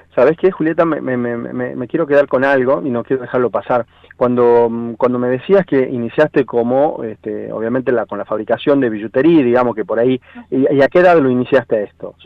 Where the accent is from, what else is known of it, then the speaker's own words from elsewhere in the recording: Tucumán, Argentina; que era tucumana